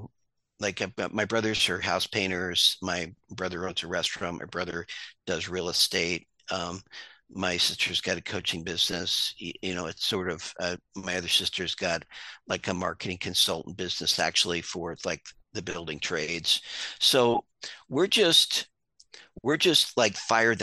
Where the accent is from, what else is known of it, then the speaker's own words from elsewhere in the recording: Hudson Valley, New York, United States; moved away; also born or lived in Long Island, New York / Maine; I'm originally from the Hudson Valley, and born on Long Island, moved upstate